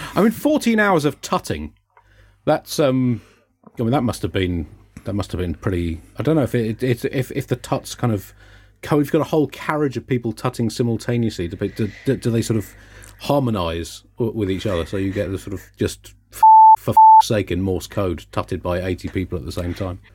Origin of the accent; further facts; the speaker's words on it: United Kingdom; as a British person